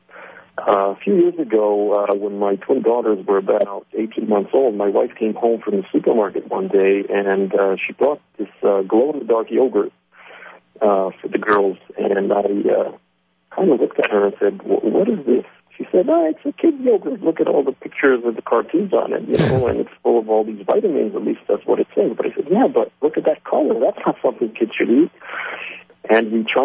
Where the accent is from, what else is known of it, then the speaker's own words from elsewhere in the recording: New Jersey, United States; also born or lived in Israel; I was actually born in Israel, raised in New Jersey, so I'm half American, half Israeli